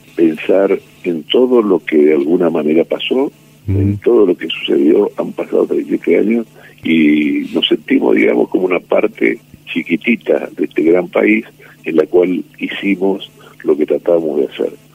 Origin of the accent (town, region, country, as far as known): Argentina